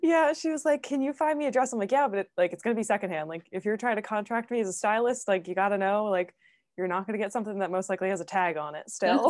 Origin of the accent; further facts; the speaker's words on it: Philadelphia, Pennsylvania, United States; I'm from Philly too